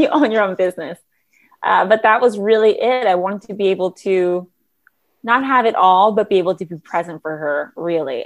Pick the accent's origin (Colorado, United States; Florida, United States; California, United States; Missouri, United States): California, United States; Los Angeles; growing up in Los Angeles